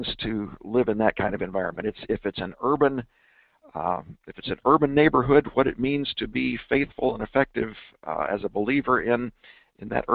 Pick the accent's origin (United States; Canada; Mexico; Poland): United States; Denver, Colorado; my hometown of Denver, Colorado